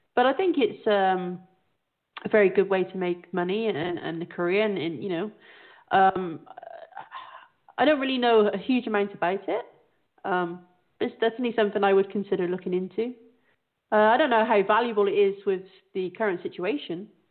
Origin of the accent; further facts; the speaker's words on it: south of England, United Kingdom; you have a lot of millionaires in my hometown